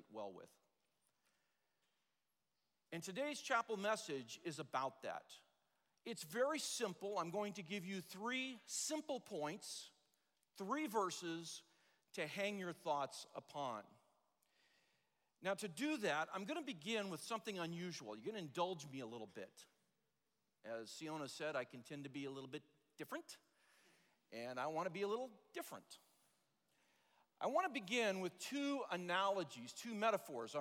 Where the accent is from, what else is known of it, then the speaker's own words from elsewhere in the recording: Los Angeles, California, United States; I'm a native Angeleno. I grew up in the San Fernando Valley